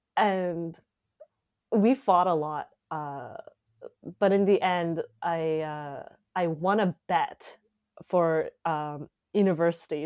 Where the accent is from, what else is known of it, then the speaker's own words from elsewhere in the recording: Calgary, Alberta, Canada; moved away as an adult; now in Montreal, Canada; we went to, uh, Calgary, and I grew up in Calgary